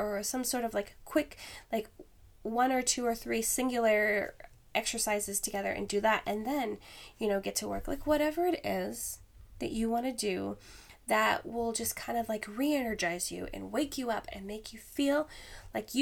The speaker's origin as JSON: {"language": "English", "region": "Alaska", "country": "United States", "moved": "yes", "said": "I am from Alaska originally."}